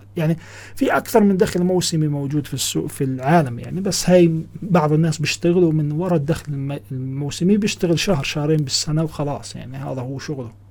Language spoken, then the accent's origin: Arabic; Ramallah, West Bank, Palestine; أنا من فلسطين، من رام الله